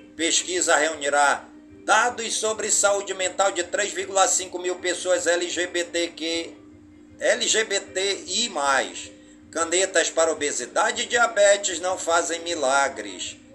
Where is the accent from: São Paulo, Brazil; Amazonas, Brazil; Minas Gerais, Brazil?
Amazonas, Brazil; Careiro da Várzea; todas as comunidades do Careiro da Vaza, minha cidade natal